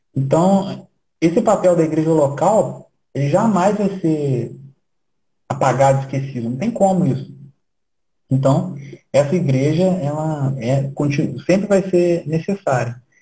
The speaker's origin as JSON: {"language": "Portuguese", "country": "Brazil", "said": "Nós somos brasileiros e vamos continuar brasileiros"}